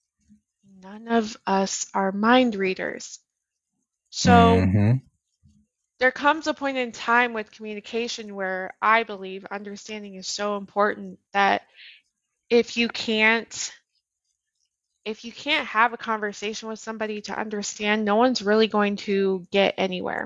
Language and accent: English; Colorado, United States; moved away; I'm from Colorado